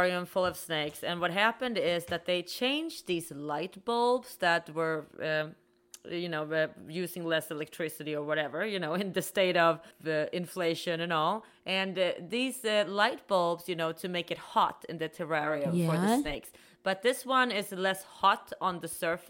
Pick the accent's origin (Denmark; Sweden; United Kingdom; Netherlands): Sweden; now in United States; I'm from Sweden.